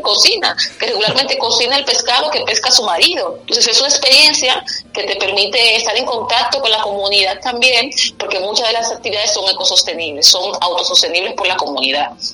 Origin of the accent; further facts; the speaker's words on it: Dominican Republic; nosotros sentimos mucho los dominicanos, somos bastante como los mexicanos sufridos